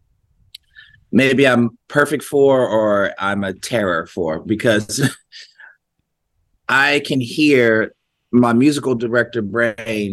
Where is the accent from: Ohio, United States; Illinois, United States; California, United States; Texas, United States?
Ohio, United States; Columbus; growing up in Columbus, Ohio